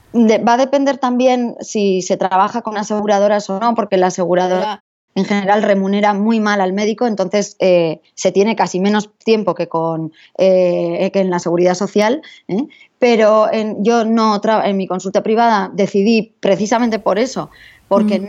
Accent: San Sebastián, Basque Country, Spain; yo soy de San Sebastián, nací eh, allí en, esta bella ciudad de, San Sebastián Donostia, y, pero pronto nos fuimos a vivir a, otras ciudades y acabé volviendo a, San Sebastián.

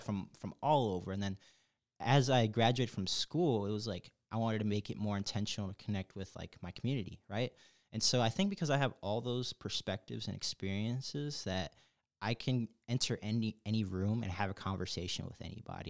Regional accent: Chicago, Illinois, United States; moved away as an adult; now in Atlanta, United States; I'm from Chicago. Big, big, big Chicago, diehard Chicago person

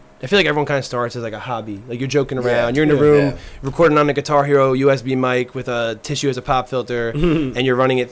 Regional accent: Lacey Township, New Jersey, United States; We're from Lacey Township

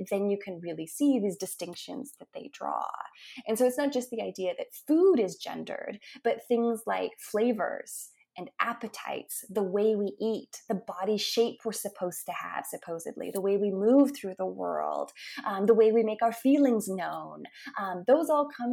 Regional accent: Billings, Montana, United States; now in Tulsa, United States; my hometown of Billings, Montana, where I grew up

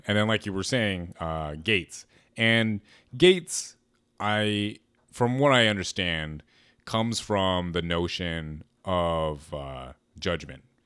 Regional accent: Berkeley, California, United States; growing up in Berkeley, like, we're very aware of, like, other cultures

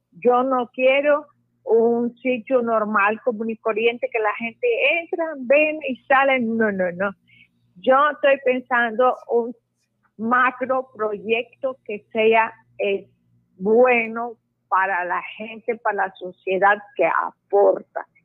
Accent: Lebanon; now in Puerto Colombia, Colombia

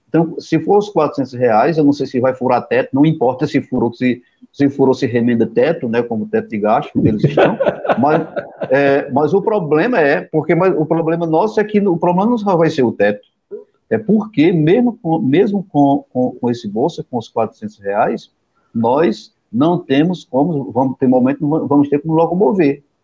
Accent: Pajeú region, Sertão of Pernambuco, Brazil; eu sou da região do Pajeú

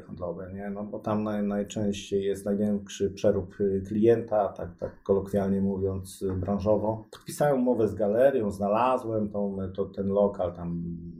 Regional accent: Koszalin, West Pomeranian Voivodeship, Poland; moved away as an adult; now in Gdańsk, Poland; jestem z Koszalina, tam się urodziłem

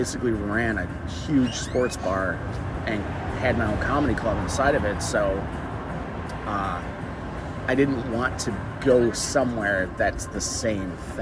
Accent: Chicagoland, Illinois, United States; moved away as an adult; also born or lived in Hollywood, Los Angeles; originally I'm from Chicagoland, but I'm from the suburbs, but a big suburb. So, you know, and I was in the city quite a bit, but I wasn't a city boy, a suburban kid

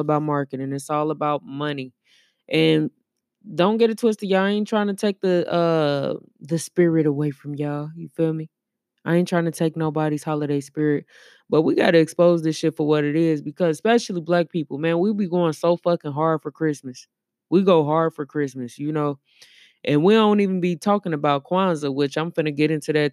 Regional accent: Missouri, United States; I'm from the Show Me State

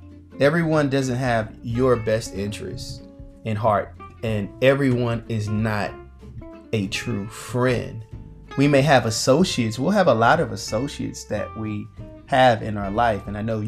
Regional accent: Missouri, United States; We've been, of course, to Missouri. We're from Missouri.

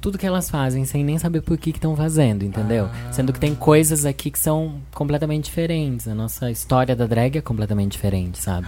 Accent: Sorocaba, São Paulo, Brazil; Eu sou de Sorocaba, São Paulo, sou drag queen há quatorze anos

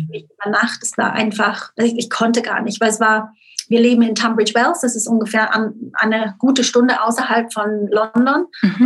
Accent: Switzerland; moved away; aufgewachsen bin ich wirklich auf dem Schweizer Dorf, wie man sich so vorstellt, mit den Kühen und den Bergen im Hintergrund am Bodensee.

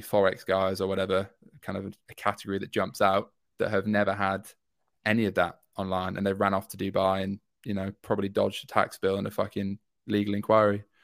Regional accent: York, Yorkshire and the Humber, United Kingdom; moved away as an adult; now in London, United Kingdom; I'm from York up north

